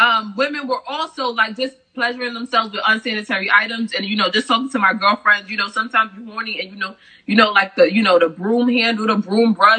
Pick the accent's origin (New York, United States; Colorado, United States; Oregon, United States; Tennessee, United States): New York, United States; New York City; now in New Jersey, United States; I'm from Brooklyn, New York. Right now, I currently reside in New Jersey.